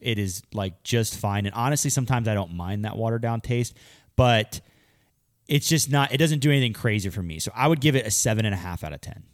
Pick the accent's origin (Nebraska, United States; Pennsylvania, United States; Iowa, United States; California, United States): Pennsylvania, United States; I grew up in Pennsylvania